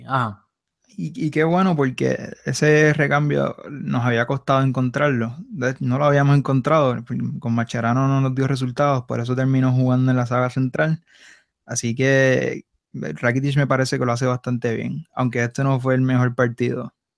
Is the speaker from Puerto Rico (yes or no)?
yes; Puerto Rico; Rafa y yo somos boricuas